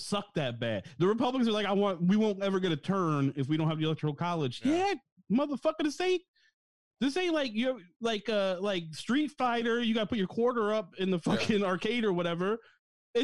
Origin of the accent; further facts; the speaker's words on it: New York, United States; moved away as an adult; now in Texas, United States; I'm from New York